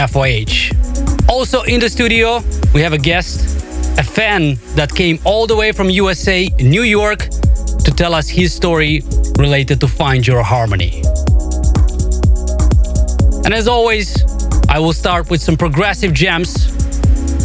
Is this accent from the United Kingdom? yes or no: no; Moldova; my home country of Moldova